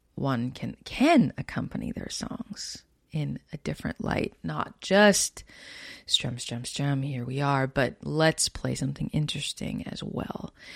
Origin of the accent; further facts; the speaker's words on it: Winnipeg, Manitoba, Canada; I come from Canada. Born and raised in Winnipeg, Manitoba